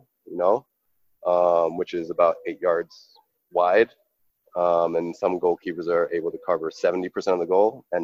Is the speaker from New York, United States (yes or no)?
yes; New York, United States; I was born and raised in New York, but I grew up like a Haitian